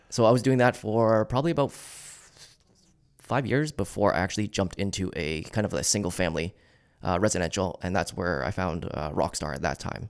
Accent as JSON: {"language": "English", "town": "Kitchener", "region": "Ontario", "country": "Canada", "tie": "born or raised there", "said": "Yeah, so I was born and raised in Kitchener."}